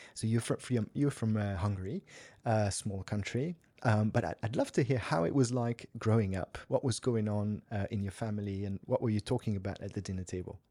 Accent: Switzerland; I grew up in Switzerland

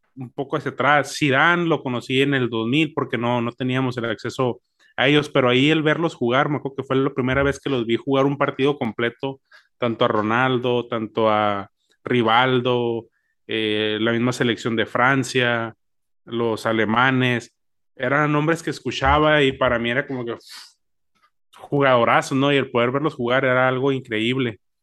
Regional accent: Mexico; uno como mexicano

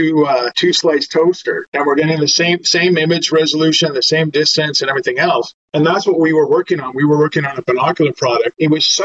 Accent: Vancouver, British Columbia, Canada; I'm from Vancouver, Canada, worked on a number of companies, primarily based out of Vancouver

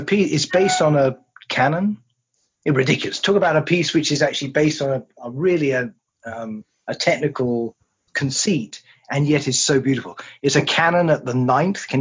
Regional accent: England, United Kingdom; I'm English

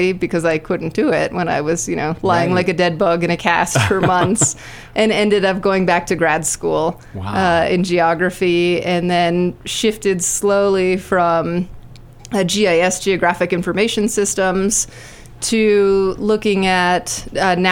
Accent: south of Tucson, southern Arizona, United States; also born or lived in Washington, D.C.; now in Estes Park, United States; I'm originally from southern Arizona. So Tucson, Arizona. Yep, south of Tucson, just off the border.

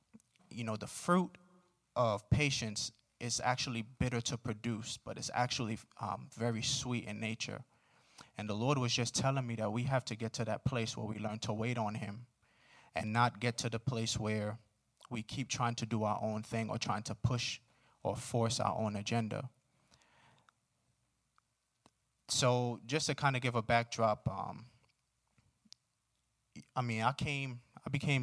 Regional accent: New York City, New York, United States; moved away; I grew up in Brooklyn. I'm from New York

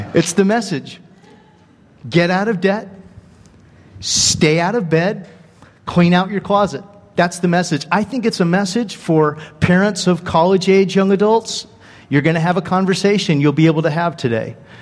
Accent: Dana Point, California, United States; moved away as an adult; also born or lived in Joplin, Missouri; I was raised in Dana Point, Laguna Beach

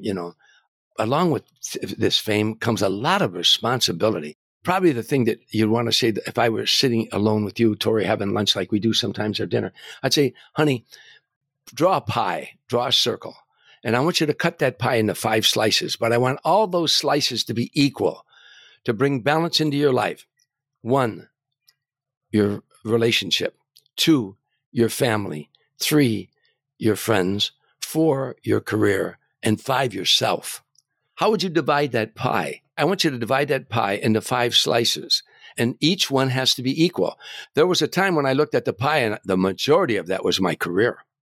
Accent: Harvey, Illinois, United States; moved away; growing up in Harvey

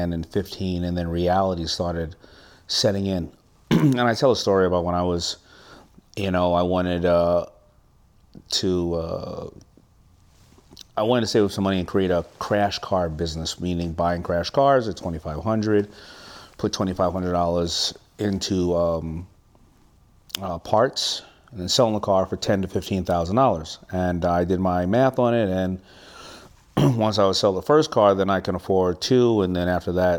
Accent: New York City, New York, United States; I'm from Hollis, Queens

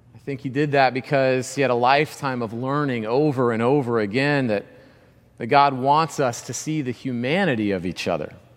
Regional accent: Georgia, United States; growing up in Georgia

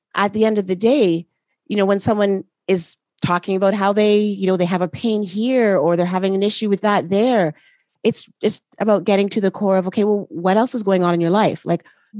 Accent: Canada; I am Canadian as well

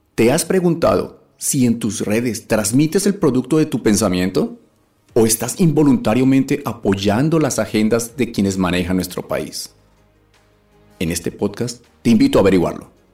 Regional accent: Colombia; moved away; soy un colombiano como tú, cansado de la situación que vemos a diario en nuestro país

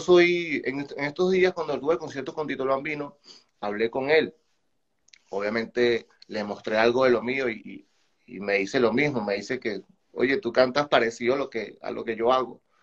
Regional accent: Guarenas, Miranda, Venezuela; moved away as an adult; now in Chile; soy venezolano, eh, saco la bandera, eh, o sea, represento totalmente Venezuela, soy de Guarenas

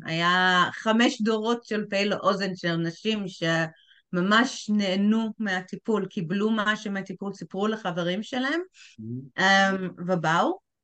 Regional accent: England, United Kingdom; also born or lived in Tel Aviv, Israel; now in Israel; בתור בריטית שמגיעה לארץ

